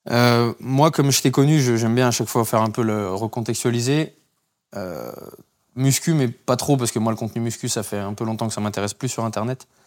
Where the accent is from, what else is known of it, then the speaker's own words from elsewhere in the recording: Paris, Île-de-France, France; parisien de naissance. Ouais, je suis né à Paris